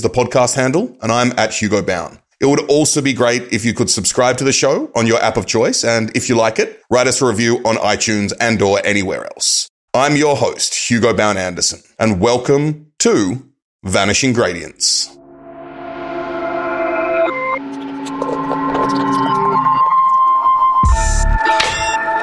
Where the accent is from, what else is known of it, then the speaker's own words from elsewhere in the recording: Australia; moved away; growing up in Australia, I always had a winter birthday